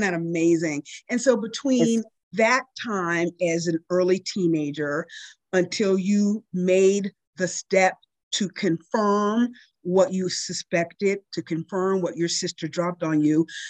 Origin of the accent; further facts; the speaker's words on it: Pittsburgh, Pennsylvania, United States; I grew up in the Pittsburgh area, um, and I grew up in a small western suburban town